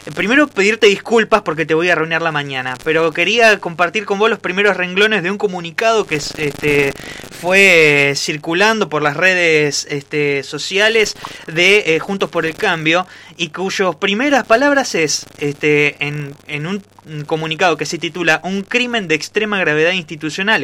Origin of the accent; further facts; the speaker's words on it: Argentina; nuestro país